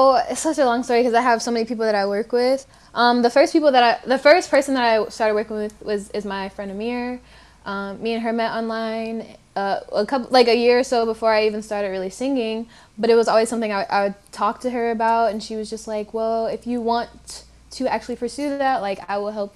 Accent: Detroit, Michigan, United States; I'm from Detroit, Michigan as well. And I am a R&B singer from Detroit, Michigan

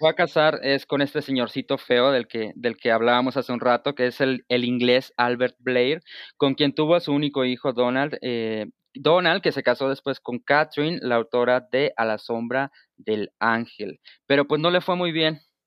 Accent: northern Mexico, Mexico; como decimos en el norte

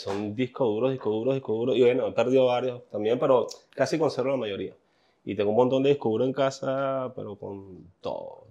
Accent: Puerto Cabello, Carabobo, Venezuela; now in New York, United States; Es el primer día que salí de Puerto Cabello

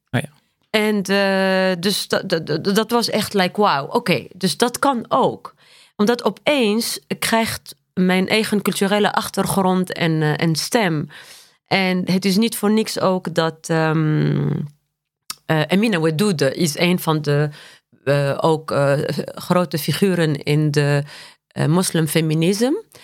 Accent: Tunisia; Dutch is a second language; moved away as an adult; also born or lived in Paris, France; now in Netherlands; ik ben geboren en getogen in Tunesië.

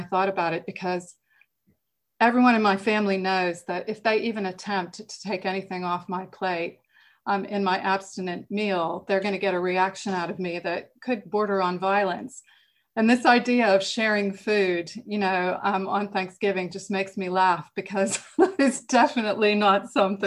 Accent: United States; moved away as an adult; now in England, United Kingdom; I'm American, and I grew up in America, but I've lived in England longer than I lived in America now

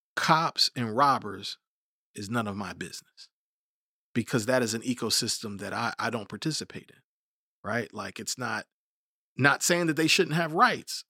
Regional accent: United States; we're all American

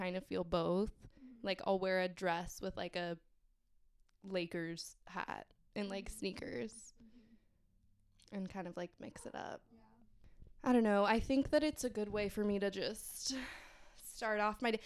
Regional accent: Southern California, United States; I am from Southern California, sunny California

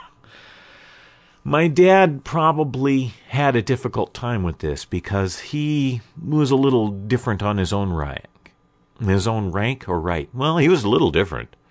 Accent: Portland, United States; growing up in Portland all the way until trade school

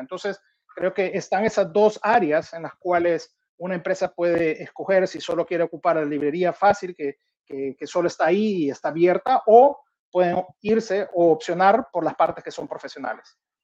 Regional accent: El Salvador; moved away; also born or lived in Minneapolis, United States; yo siendo salvadoreño, la realidad siempre quería poder regresar a mi país

